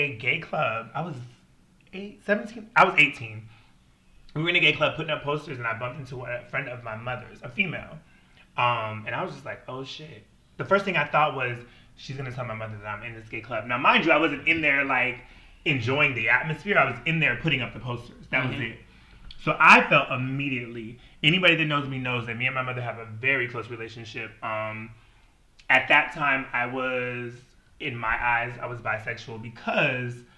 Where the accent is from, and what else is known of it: Washington, United States; also born or lived in Wisconsin